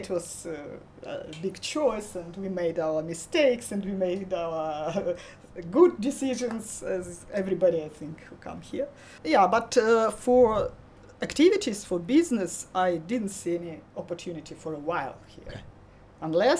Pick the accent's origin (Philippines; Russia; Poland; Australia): Russia; Russian Far East; moved away as an adult; now in Phuket, Thailand; I'm from the Russian Far East, close to Japan.